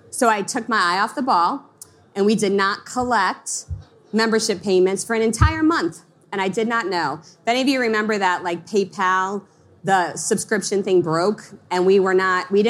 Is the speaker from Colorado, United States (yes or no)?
no; Long Island, New York, United States; I grew up in Long Island, and when I started my company, I lived in a small town of Pennsylvania